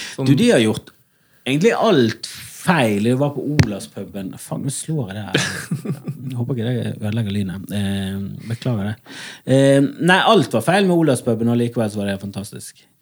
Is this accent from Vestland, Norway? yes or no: yes; Bergen, Vestland, Norway; Jeg er fra Fana i Bergen